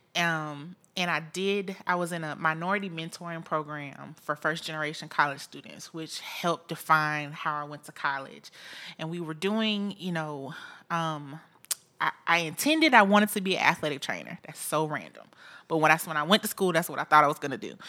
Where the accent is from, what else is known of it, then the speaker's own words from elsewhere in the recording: Augusta, Georgia, United States; moved away as an adult; now in Columbia, United States; I am a Georgia girl, born and raised in the Augusta, Georgia area.